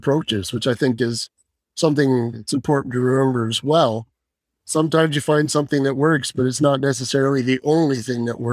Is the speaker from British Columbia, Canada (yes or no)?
no; London, Ontario, Canada; moved away as an adult; also born or lived in Kingston, Ontario / Fort McMurray, Alberta; now in Calgary, Canada; I was born in London, Ontario. Went to high school there